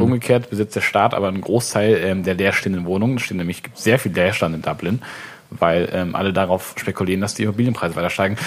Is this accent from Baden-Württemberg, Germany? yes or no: yes; Swabia, Baden-Württemberg, Germany; now in Hamburg, Germany; als Schwabe